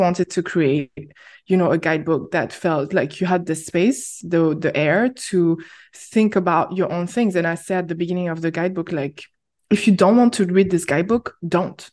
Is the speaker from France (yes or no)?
yes; France; moved away as an adult; now in Berlin, Germany; I went back to France, which is my home country